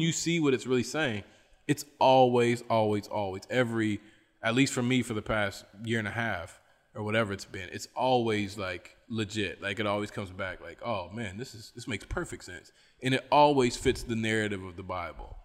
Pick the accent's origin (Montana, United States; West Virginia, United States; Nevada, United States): West Virginia, United States; I'm from West Virginia